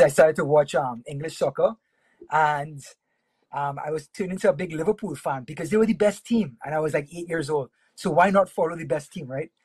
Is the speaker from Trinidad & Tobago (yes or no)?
yes; Trinidad & Tobago; I was I was born and raised in Trinidad and Tobago.